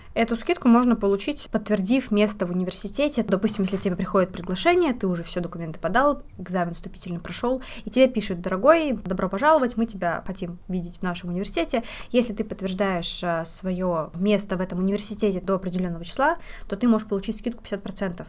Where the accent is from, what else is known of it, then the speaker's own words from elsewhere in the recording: Saint Petersburg, Russia; moved away as an adult; now in Finland; Я вообще родом из Санкт-Петербурга, переехала сюда, поступив в университет после 11 класса